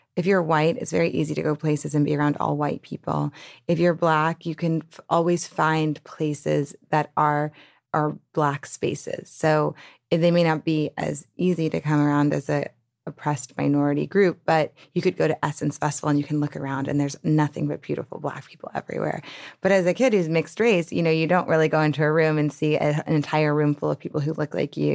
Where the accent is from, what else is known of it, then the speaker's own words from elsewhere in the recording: New Orleans, Louisiana, United States; I grew up in New Orleans